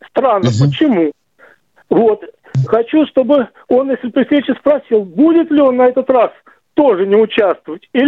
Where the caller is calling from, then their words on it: Crimea, Ukraine; Я из Крыма, из Скворцова.